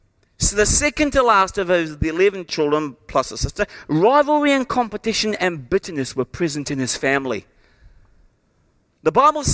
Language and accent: English; England, United Kingdom; born there; I had no choice in the fact that I was born in England to my mum and dad.